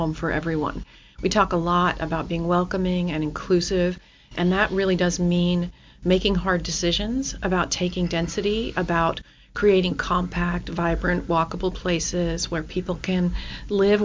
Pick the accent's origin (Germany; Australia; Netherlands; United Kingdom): Australia; now in Kirkland, United States; I grew up in Australia